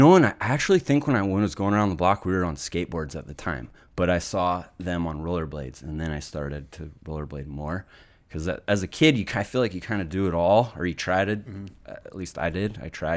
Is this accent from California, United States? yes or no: no; Reno, Nevada, United States; also born or lived in Solana Beach; So yeah, I was born in Solana Beach, San Diego, and then my parents raised me in Reno, Nevada